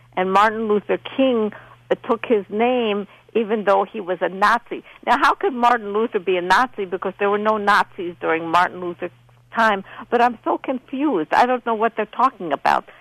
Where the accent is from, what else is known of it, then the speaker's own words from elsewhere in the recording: Poland; English is a second language; moved away; I learned how to speak English. I'm from Poland.